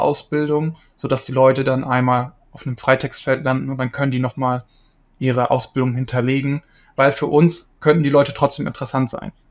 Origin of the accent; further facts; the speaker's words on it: East Frisia, Lower Saxony, Germany; ich komme ursprünglich aus Ostfriesland